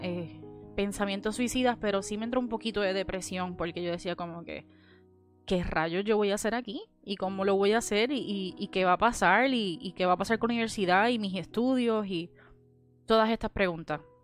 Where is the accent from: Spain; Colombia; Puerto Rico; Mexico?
Puerto Rico; Cidra; moved away as an adult; now in Orlando, United States; Yo soy de Sidra, originalmente de Sidra, Puerto Rico